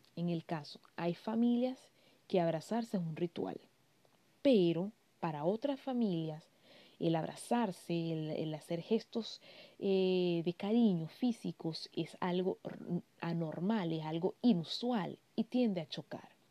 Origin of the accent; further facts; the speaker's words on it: Venezuela; moved away as an adult; also born or lived in Barquisimeto; Yo soy venezolana, vivo en un país europeo